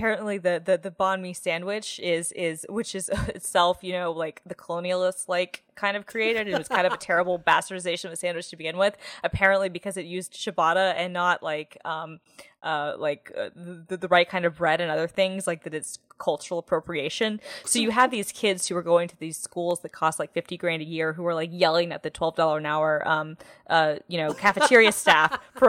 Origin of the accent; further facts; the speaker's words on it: the South, United States; Look, I don't say it, and I'm from the South, born and raised, and I don't say it.